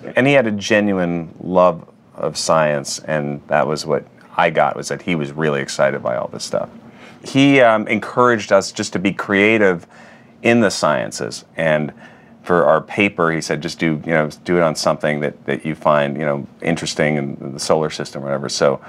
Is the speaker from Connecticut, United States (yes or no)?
no; New York City, New York, United States; I grew up on the Upper West Side.